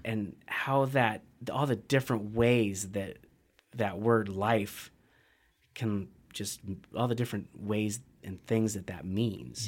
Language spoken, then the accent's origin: English; Central Washington, United States; also born or lived in Bend, Oregon; now in Missoula, United States; I'm a kid from Central Washington